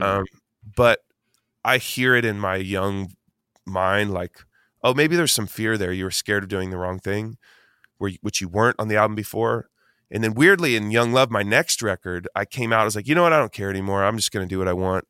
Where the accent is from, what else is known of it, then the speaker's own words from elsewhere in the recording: Eugene, Oregon, United States; I grew up in Eugene, Oregon as, like, a skater kid